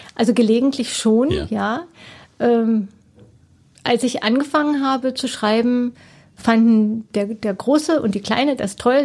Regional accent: Black Forest, Baden-Württemberg, Germany; now in Cottbus, Germany; Schwarzwald, wo ich herkomme

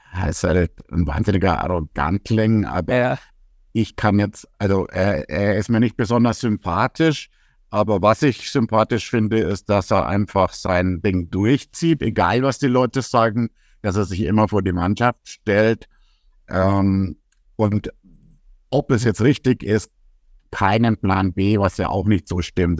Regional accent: Rimpar, Bavaria, Germany; bei uns in Rimpa

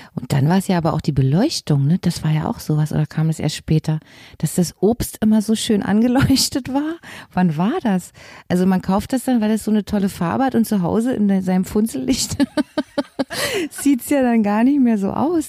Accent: Berlin, Germany; also born or lived in Leipzig; Ich war ja eben ein Berliner Schulkind

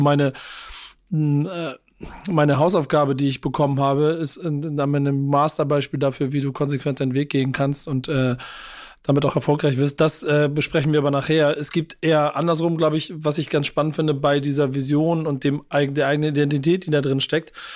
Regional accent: Hamburg, Germany; als Hamburger

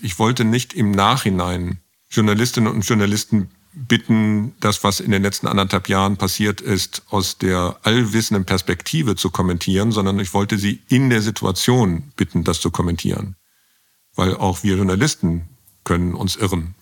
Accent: Bonn, North Rhine-Westphalia, Germany; Ich komme aus Bonn

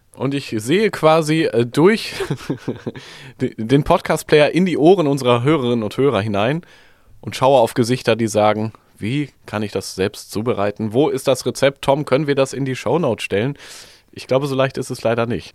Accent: Germany; als Deutsche

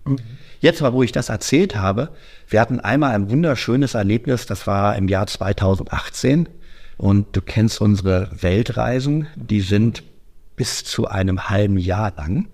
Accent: Düsseldorf, North Rhine-Westphalia, Germany; Ich komme aus Düsseldorf.

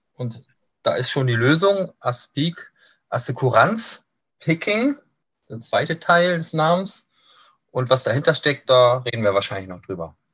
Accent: Kiel, Schleswig-Holstein, Germany; also born or lived in Hamburg; now in Lübeck, Germany; bin so ein norddeutscher Jung, ähm, bin auch nie so wirklich weit rumgekommen, gebürtig aus Kiel, lange Zeit in Hamburg gelebt, jetzt beruflich in Lübeck gestrandet

